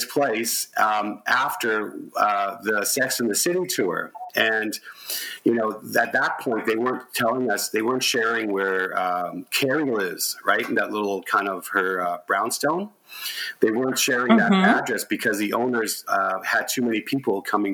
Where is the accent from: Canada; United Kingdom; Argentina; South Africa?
Canada; We're from Canada